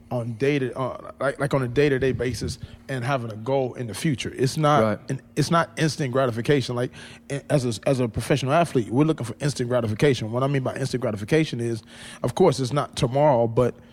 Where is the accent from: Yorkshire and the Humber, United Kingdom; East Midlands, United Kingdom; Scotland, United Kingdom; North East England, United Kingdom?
North East England, United Kingdom; Sunderland; now in Los Angeles, United States; One thing I was shocked at when I come to LA from Sunderland